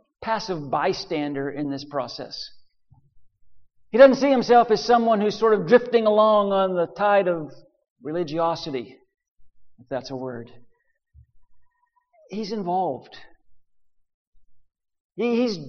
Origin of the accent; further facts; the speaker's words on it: western Pennsylvania, United States; moved away as an adult; also born or lived in Nashville; my home in western Pennsylvania where I grew up